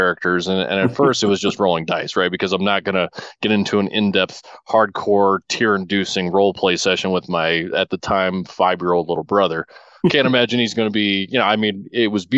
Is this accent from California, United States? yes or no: yes; Humboldt County, Northern California, United States; growing up in Northern California and just a small rural community about 300 miles south of Portland, 300 miles north of San Francisco in a place called Humboldt County